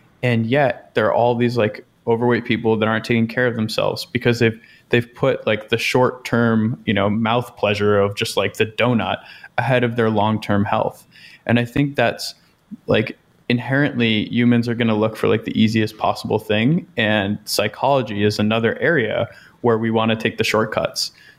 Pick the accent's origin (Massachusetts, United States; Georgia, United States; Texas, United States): Massachusetts, United States; Boston; I'm from Boston. So like I just listen to these guys and it's like being back home a little bit.